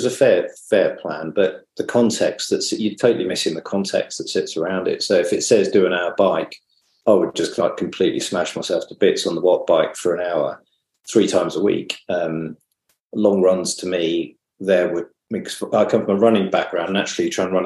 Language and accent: English; Brighton, South East England, United Kingdom; moved away as an adult; now in Manly, Australia; I come from Brighton originally.